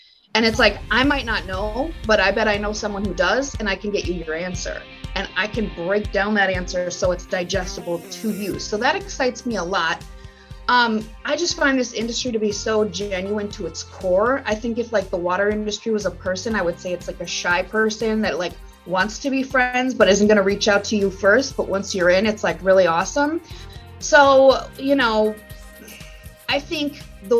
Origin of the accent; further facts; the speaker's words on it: Green Bay, Wisconsin, United States; also born or lived in New York City / Nebraska; my hometown, Green Bay, Wisconsin, it's not where I was born or anything, but like that's where I went to high school